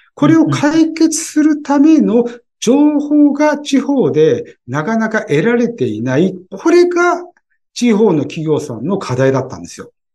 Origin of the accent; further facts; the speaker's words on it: Tokyo, Japan; 東京人だけども